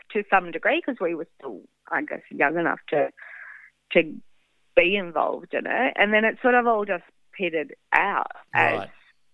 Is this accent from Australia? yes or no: yes; Sydney, New South Wales, Australia; Very posh. I grew up in the Hills District with not a beach in sight.